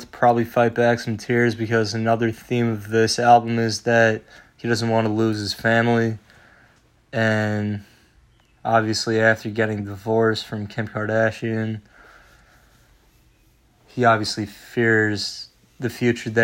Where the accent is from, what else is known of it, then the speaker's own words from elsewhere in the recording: New York, United States; growing up in New York